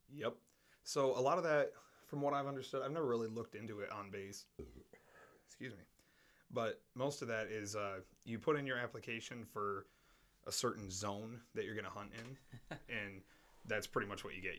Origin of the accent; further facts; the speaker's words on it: Traverse City, Michigan, United States; moved away as an adult; I stayed in that same town that I grew up in my entire life, all you know, 20 years until I joined the military